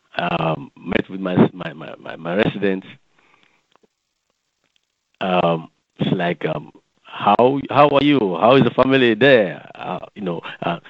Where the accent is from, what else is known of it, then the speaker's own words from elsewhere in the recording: Sierra Leone; moved away as an adult; now in Alexandria, United States; I am from Sierra Leone in the west coast of Africa.